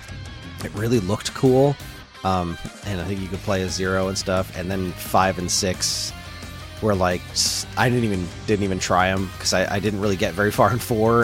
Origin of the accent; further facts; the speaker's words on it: New Jersey, United States; I'm from New Jersey